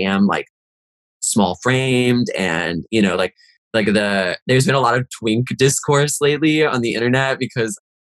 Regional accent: Virginia, United States; moved away as an adult; now in New York, United States; We're from Virginia

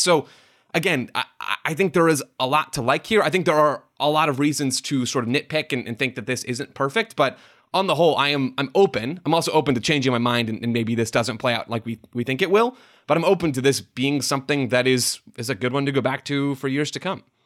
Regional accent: United States; as an American sports fan

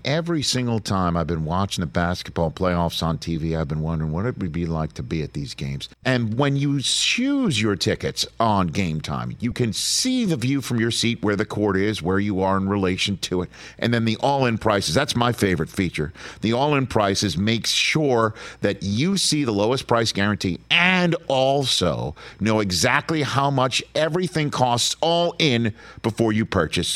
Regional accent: New York, United States; I'm from New York

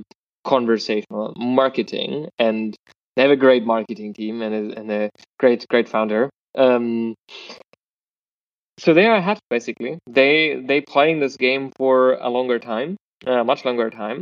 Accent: Germany; I'm from Germany

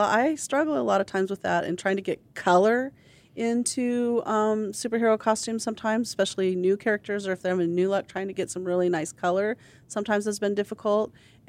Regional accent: Pacific Northwest, United States; from the Pacific Northwest, where it rains and is muddy a lot, and I grew up on a farm.

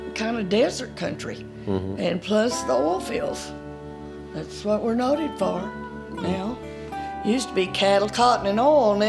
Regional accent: West Texas, United States; I have totally enjoyed being from West Texas, and I don't care where I go. They're going to know I'm from Texas.

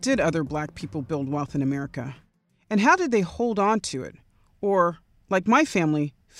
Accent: Arizona, United States; I grew up in Arizona, and as far as I was concerned, Texas was another planet.

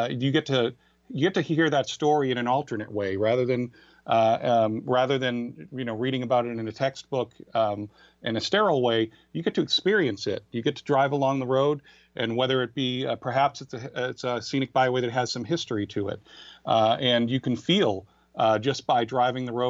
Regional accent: Boston, Massachusetts, United States; it's my home area. It's where I grew up. Not only growing up in the Boston area

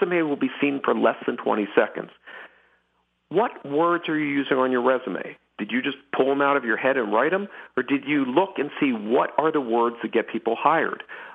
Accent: Philadelphia, Pennsylvania, United States; I grew up in Philadelphia

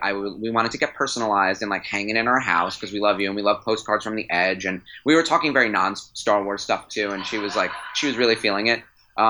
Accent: New York, United States; I'm from New York.

